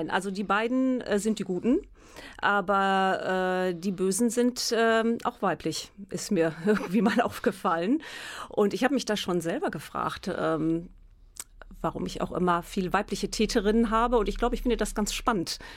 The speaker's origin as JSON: {"language": "German", "town": "Münster", "region": "North Rhine-Westphalia", "country": "Germany", "said": "Ich komme aus Münster, ich kenne mich hier gut aus"}